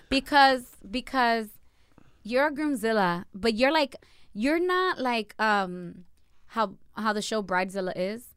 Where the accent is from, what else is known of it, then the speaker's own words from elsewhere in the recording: Perth Amboy, New Jersey, United States; I was born and raised in a branch of Dominican Republic, which is called Berthamboy